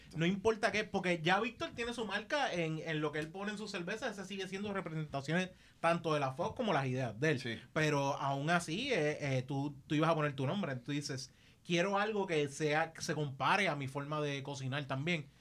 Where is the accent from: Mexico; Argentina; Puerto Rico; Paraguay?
Puerto Rico; Caguas; soy de Caguas